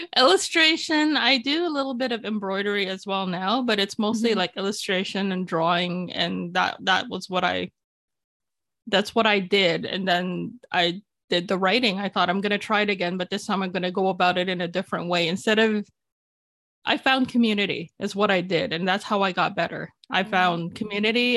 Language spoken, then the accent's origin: English; Toronto, Ontario, Canada; English is a second language; also born or lived in Philippines; Toronto, my hometown.